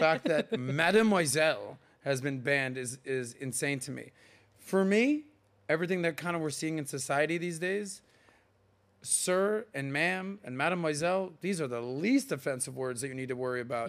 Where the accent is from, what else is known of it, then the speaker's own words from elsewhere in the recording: Miami, Florida, United States; I am from Miami